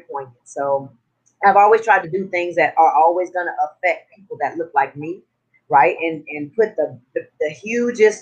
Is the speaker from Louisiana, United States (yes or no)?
no; Southern California, United States; moved away as an adult; also born or lived in Los Angeles; now in Puerto Rico; So I'm from Southern California. So I'm born and raised in Southern California